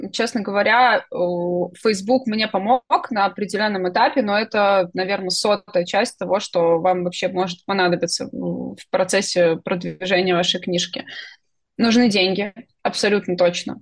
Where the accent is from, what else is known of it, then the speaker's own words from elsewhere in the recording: Belarus; я белоруска.